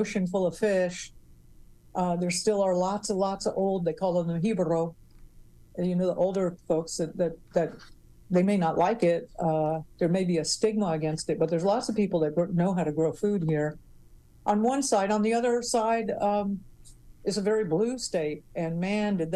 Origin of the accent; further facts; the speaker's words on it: Florida, United States; moved away as an adult; now in Puerto Rico; growing up in Florida